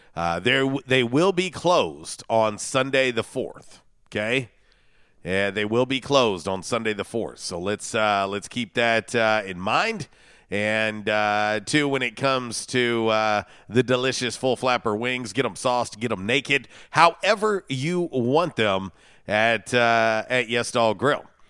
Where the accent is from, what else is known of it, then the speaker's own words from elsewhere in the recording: Florida, United States; from where I grew up in Florida